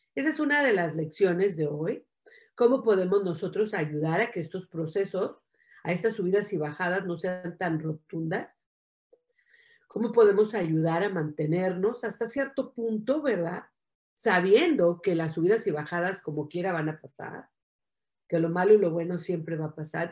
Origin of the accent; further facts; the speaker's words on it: Mexico; soy mexicana.